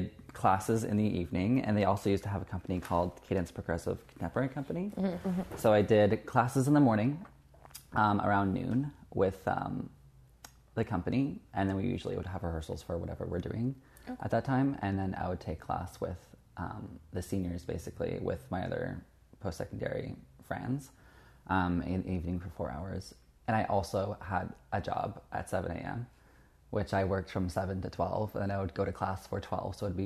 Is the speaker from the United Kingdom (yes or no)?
no; Kitchener, Ontario, Canada; moved away as an adult; now in Toronto, Canada; I'm from Kitchener, Waterloo